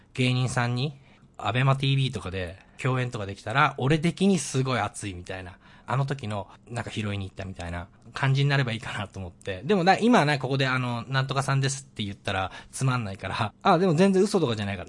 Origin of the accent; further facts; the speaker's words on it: Miyagi, Japan; moved away; 地元の宮城県にの田、片田舎に住んでたんですけど